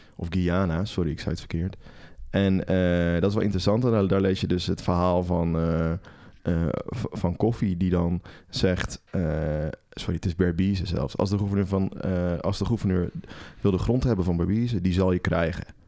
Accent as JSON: {"language": "Dutch", "country": "Netherlands", "said": "wij in Nederland"}